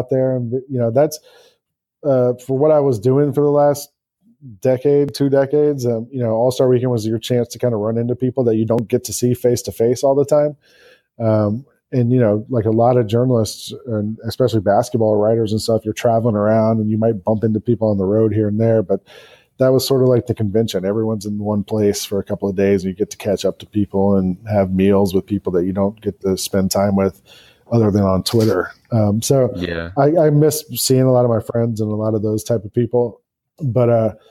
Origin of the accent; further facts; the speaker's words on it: Atlanta, Georgia, United States; also born or lived in New York City; now in Memphis, United States; I grew up in Atlanta and, being from the South, my wife and I talked about moving back South at some point